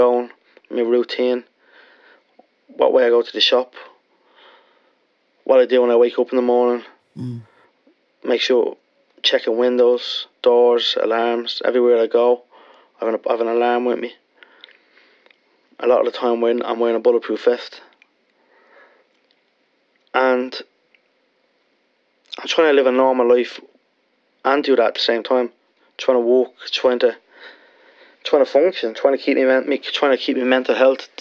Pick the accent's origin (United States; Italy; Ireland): Ireland; I was from Lanchester